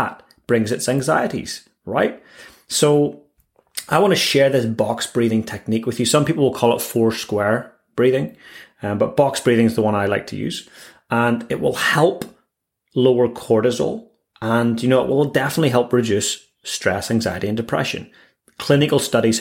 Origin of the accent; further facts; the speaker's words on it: Northern Ireland, United Kingdom; now in Christchurch, New Zealand; growing up in Northern Ireland, we had our own fair share of craziness there with warring factions